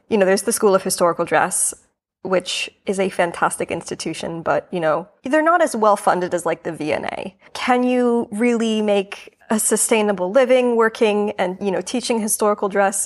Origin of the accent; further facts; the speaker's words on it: New York, United States; moved away as an adult; now in London, United Kingdom; I'm originally from New York. New York is my home, but I am in London currently